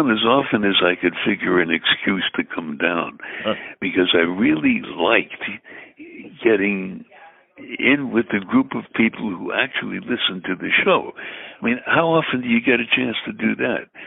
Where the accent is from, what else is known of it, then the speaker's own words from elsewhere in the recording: Brooklyn, New York, United States; although I'm I'm from Brooklyn, I, I don't think I speak with a Brooklyn accent